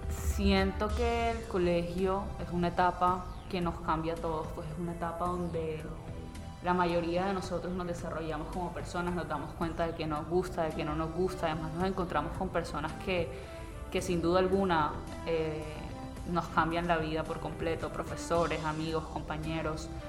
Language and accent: Spanish; Barranquilla, Atlántico, Colombia; Somos gente extremadamente alegre, gente muy folclórica, muy cálida, como típico costeño en realidad. No puedo hablar únicamente de Barranquilla, pero pues ya que la pregunta va dirigida a los barranquilleros, es como esa alegría con la que hacemos todo.